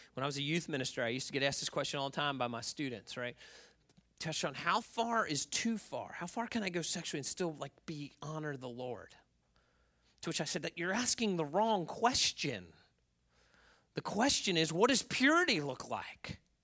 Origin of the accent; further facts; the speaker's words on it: Baltimore, Maryland, United States; moved away; I grew up in Baltimore